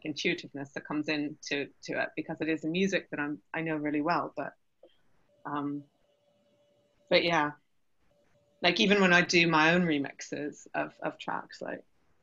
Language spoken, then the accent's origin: English; Canada; now in London, United Kingdom; I grew up in Canada